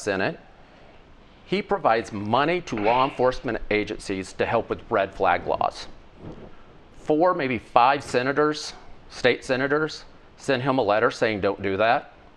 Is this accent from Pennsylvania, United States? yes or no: no; Cooter, Missouri, United States; where I grew up in Pemiscot County